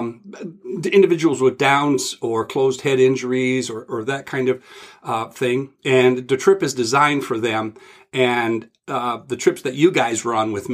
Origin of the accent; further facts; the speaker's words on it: Ontario, Canada; growing up in Ontario, Canada